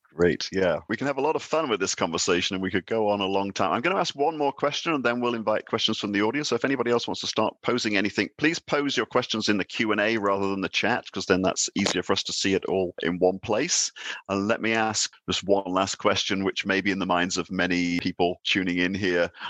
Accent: United Kingdom; now in Denmark; I'm British and I'm sitting here in Denmark, heading a Nordic Institute

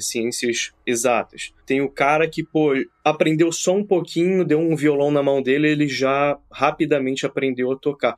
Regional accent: Brazil; moved away as an adult; eu fui, fui criado no Brasil, né? Até como você, sou expat, né? Agora eu já não moro no Brasil mais

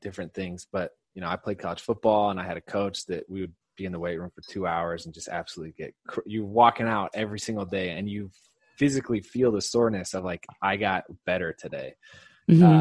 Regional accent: Indiana, United States; we're both Hoosiers. For those of you who don't know what a Hoosier is, it's someone born and raised in Indiana

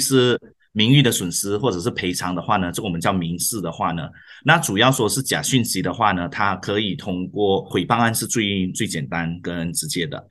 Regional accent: Muar, Johor, Malaysia; now in Petaling Jaya, Malaysia; 出生在马拉坡，呃，一个小的地方。那目前是在吉隆坡，或者应该正确来说是雪兰莪和大林斋亚经营自己的律师楼

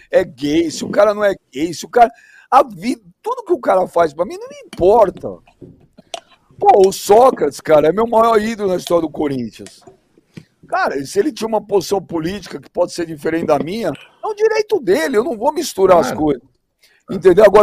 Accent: Brazil; sou brasileiro, Rica.

